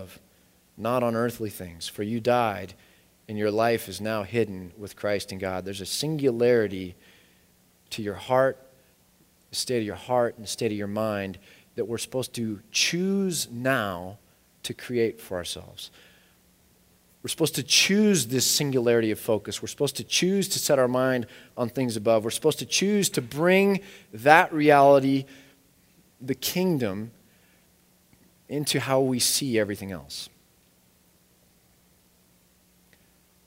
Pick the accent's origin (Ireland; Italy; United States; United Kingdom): United States; I'm American.